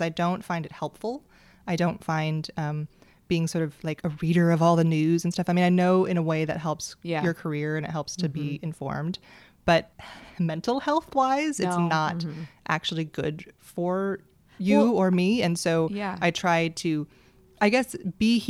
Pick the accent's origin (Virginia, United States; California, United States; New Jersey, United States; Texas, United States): California, United States; Bay Area; moved away as an adult; also born or lived in San Francisco; now in Los Angeles, United States; I grew up in the Bay Area, but I lived in San Francisco for about 7 years.